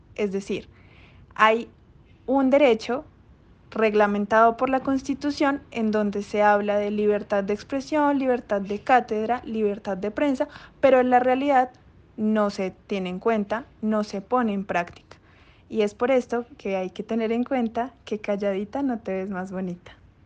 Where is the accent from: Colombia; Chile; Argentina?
Colombia; nuestros derechos como ciudadanos colombianos